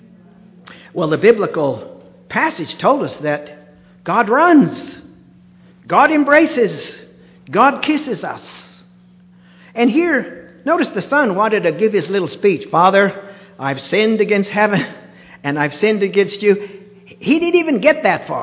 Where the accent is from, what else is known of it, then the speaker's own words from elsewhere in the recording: United States; we're a little colder here, unfortunately, in the United States